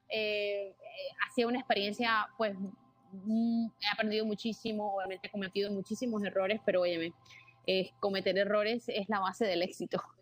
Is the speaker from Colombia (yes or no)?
yes; Caribbean coast, Colombia; pero es de Colombia, ¿ya? Y es de la costa, de donde yo soy también.